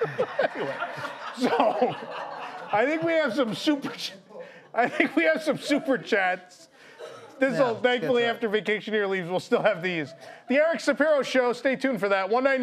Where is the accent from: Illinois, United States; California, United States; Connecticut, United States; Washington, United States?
California, United States; As a Californian, ugh.